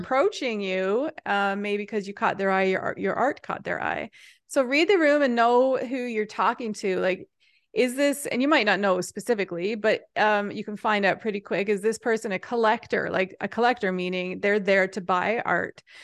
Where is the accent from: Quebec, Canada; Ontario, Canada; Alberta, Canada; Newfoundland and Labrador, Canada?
Newfoundland and Labrador, Canada; Happy Adventure; I'm from Newfoundland, which is a remote island off the edge of Canada, but I'm also from a tiny little town called Happy Adventure